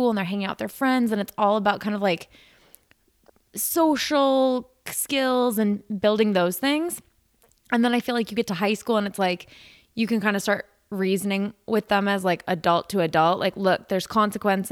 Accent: Midwest, United States; moved away as an adult; now in Arizona, United States; like Nick and I growing up in the Midwest

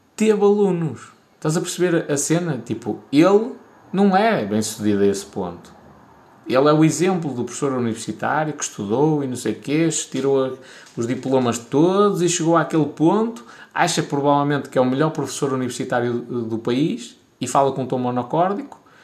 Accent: Portugal; sou de Portugal

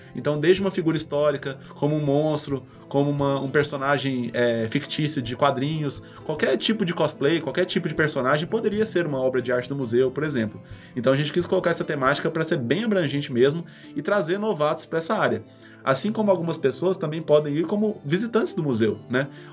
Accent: Abaeté, Minas Gerais, Brazil; moved away; lá de Abaeté, que é a cidade de onde eu vim, com 25 mil habitantes

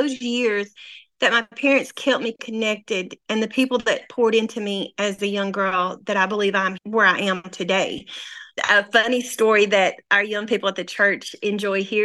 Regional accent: North Mississippi, United States; also born or lived in North Little Rock, Arkansas; now in Harrison, United States; I was born and raised in North Mississippi

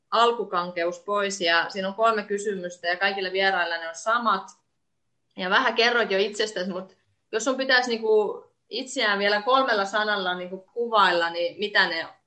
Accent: Estonia; Finnish is a second language; now in Finland; ja teen podcastia vuorotellen suomeksi ja viroksi. Mun kotimaa on Viro ja Suomessa olen asunut yli puolet mun elämästäni.

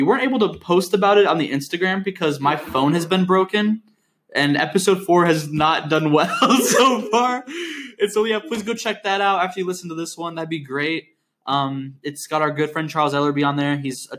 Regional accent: United Kingdom; accent: British; I hate listening to my British accent.

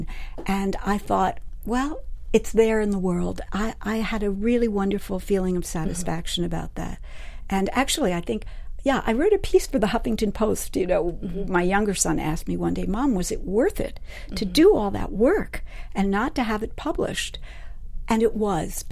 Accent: New York City, New York, United States; moved away; I grew up in New York City

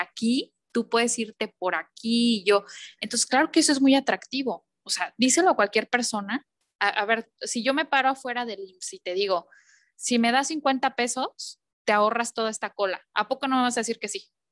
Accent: Mexico; somos mexicanos

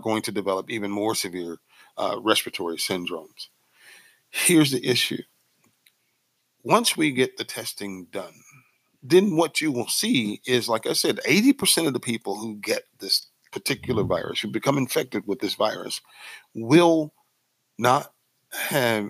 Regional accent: Mississippi, United States; I'm from Mississippi

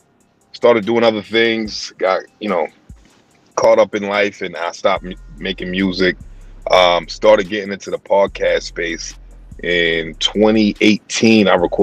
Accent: Boston, Massachusetts, United States; accent: East Coast; I'm from Boston. Yeah. Boston, born and raised.

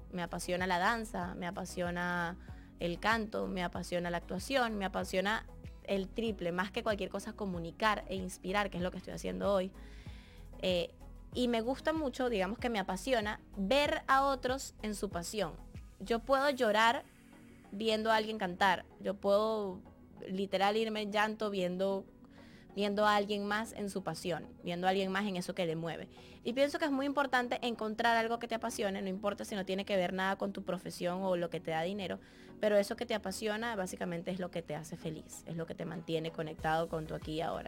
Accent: Barquisimeto, Lara, Venezuela; Yo soy de Barquisimeto, de Venezuela. Crecí como la niña artista

